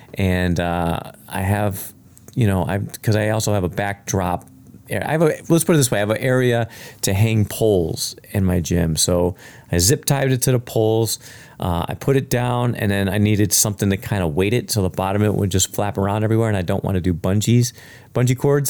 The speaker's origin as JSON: {"language": "English", "town": "Chicago", "region": "Illinois", "country": "United States", "tie": "born or raised there", "said": "I grew up in the South Side of Chicago"}